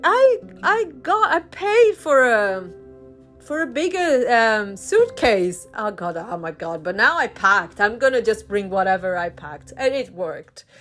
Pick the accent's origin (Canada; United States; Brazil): Brazil; first language Portuguese; English is a second language; also born or lived in Chile / north of England, United Kingdom; now in United Kingdom; i am from brazil i'm brazilian and in brazil we speak portuguese brazilian portuguese so that's my first language